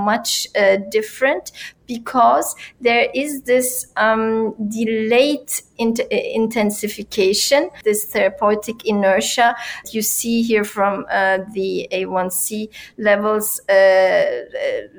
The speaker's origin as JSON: {"language": "English", "country": "Turkey", "said": "in my country, and I come from Turkey"}